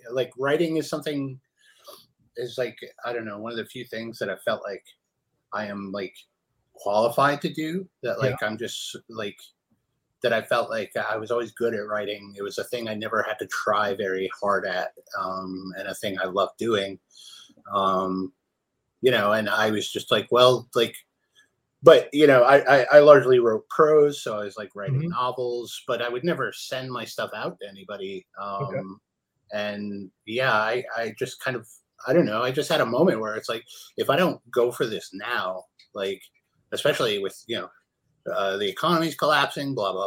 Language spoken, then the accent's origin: English; Chicago, Illinois, United States; moved away as an adult; also born or lived in Kansas City, Missouri; now in Oregon, United States; I grew up in Chicago I lived in Kansas City, Missouri, for about 10 years. And then I moved here right in the beginning of 2010.